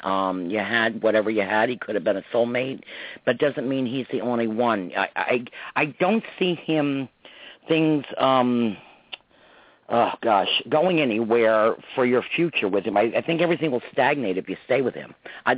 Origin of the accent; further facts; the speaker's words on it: New York, United States; we grew up in New York and Westchester, yeah. 30 miles north of the city.